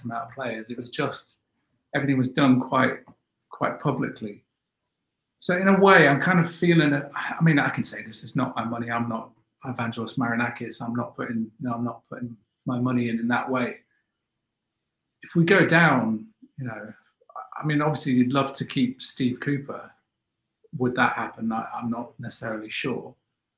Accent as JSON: {"language": "English", "town": "Nottingham", "region": "East Midlands", "country": "United Kingdom", "tie": "born or raised there", "said": "in my days growing up in Notts, we used to gate crash parties"}